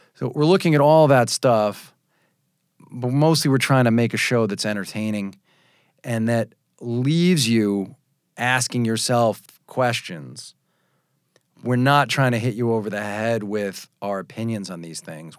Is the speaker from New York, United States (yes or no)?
yes; Long Island, New York, United States; I was born on Long Island